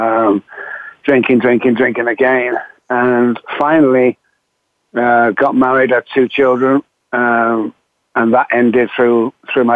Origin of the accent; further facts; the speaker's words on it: Manchester, North West England, United Kingdom; accent: Manchester; I'm from Manchester in the United Kingdom